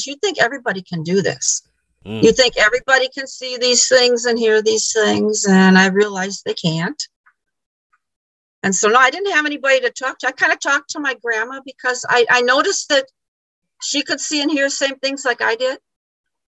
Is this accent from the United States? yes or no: yes; Illinois, United States; now in Michigan, United States; I'm originally from Illinois